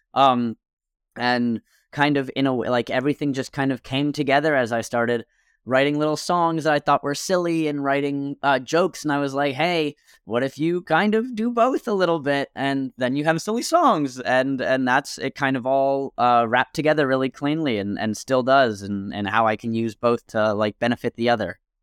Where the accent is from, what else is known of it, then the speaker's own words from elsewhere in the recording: Millburn, New Jersey, United States; There was this bar in my hometown. I'm from a small town in Milburn, New Jersey